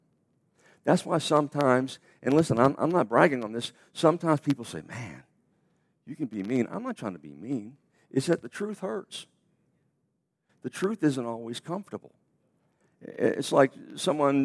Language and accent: English; United States; we're American